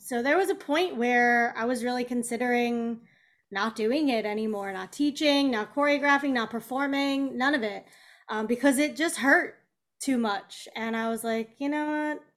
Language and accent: English; Kansas City, United States; moved away; also born or lived in Chicago; Kansas City